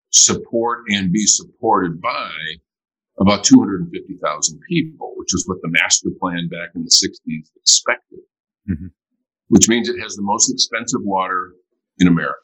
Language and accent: English; Flint, Michigan, United States; I mean, we, in my hometown, we're very fortunate in that Charles Stewart Mott, one of the founders of General Motors